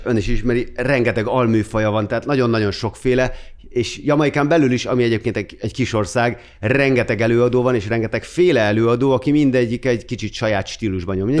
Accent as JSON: {"language": "Hungarian", "town": "Gödöllő", "region": "Pest", "country": "Hungary", "tie": "born or raised there", "moved": "as an adult", "lives_now": "Budapest, Hungary", "said": "Gödöllőn nőttem fel"}